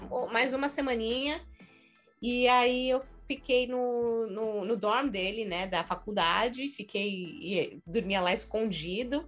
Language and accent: Portuguese; São Paulo, Brazil; moved away as an adult; now in New York, United States; sou guia e sou de São Paulo.